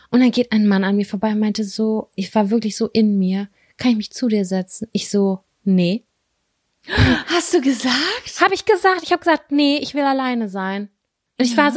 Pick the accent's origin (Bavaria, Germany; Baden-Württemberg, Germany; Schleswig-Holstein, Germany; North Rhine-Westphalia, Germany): North Rhine-Westphalia, Germany; Lübbecke; wir sind in Lübbecke groß geworden. Ich bin Großteil auch in Nettelstedt groß geworden.